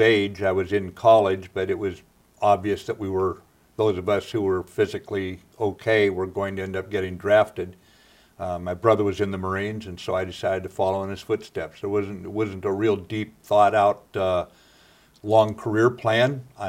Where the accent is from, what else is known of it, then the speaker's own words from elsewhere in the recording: Pacific Northwest, United States; To me, it was a great place to grow up, a great time to grow up, and I thoroughly enjoyed growing up in the Pacific Northwest with all it had to offer, yes.